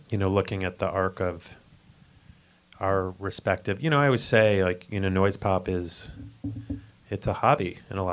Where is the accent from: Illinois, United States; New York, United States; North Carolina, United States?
Illinois, United States; Chicago; I grew up in the Chicago area